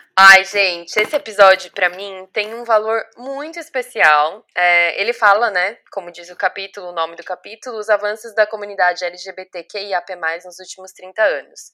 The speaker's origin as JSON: {"language": "Portuguese", "country": "Brazil", "also_born_or_lived": "Dublin, Ireland", "moved": "as an adult", "said": "A gente ali no Brasil aprende muito o inglês americano"}